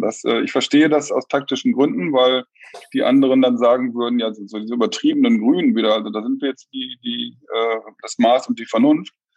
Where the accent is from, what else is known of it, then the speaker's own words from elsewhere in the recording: Germany; wir als Deutsche